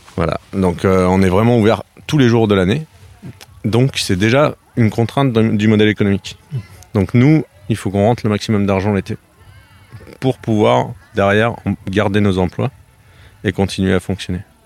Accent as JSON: {"language": "French", "area": "Grenoble area", "region": "Auvergne-Rhône-Alpes", "country": "France", "moved": "yes", "lives_now": "Gâvres, France", "said": "Je viens de, la région de Grenoble. À l'origine, j'ai fait mes études là-bas"}